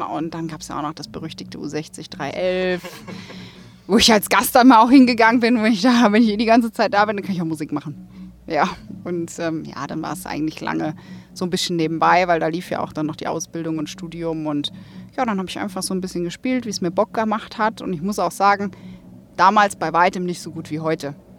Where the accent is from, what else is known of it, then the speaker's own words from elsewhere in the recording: Rhine-Main, Germany; Ich bin ja gebürtig aus Rhein-Main